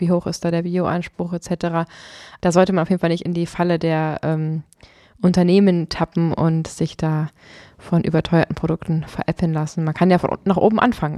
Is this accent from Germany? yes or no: yes; Potsdam, Brandenburg, Germany; bei uns in Potsdam